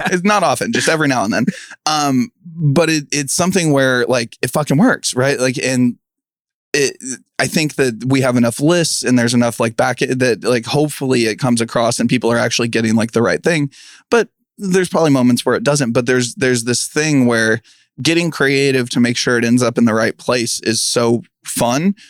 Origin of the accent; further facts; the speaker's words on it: Kansas City, United States; I'm from Kansas City